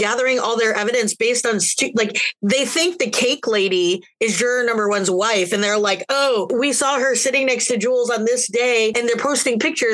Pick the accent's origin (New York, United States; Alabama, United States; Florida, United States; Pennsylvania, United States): Florida, United States; Sarasota; I'm from Sarasota. I grew up there. I moved there when I was in like fifth grade and lived there until I went to college